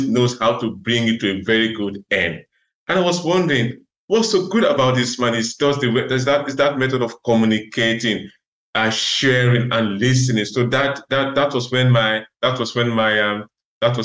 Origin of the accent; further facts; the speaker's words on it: Nigeria; moved away as an adult; also born or lived in Russia; now in Netherlands; I was born in Africa, in Nigeria, where I started my medical school. And I did the first year of medical school in Nigeria.